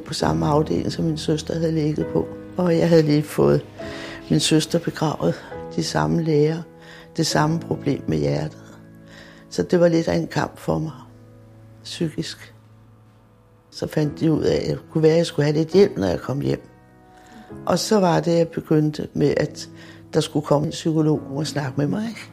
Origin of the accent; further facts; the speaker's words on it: Copenhagen, Capital Region of Denmark, Denmark; jeg er født på Vesterbro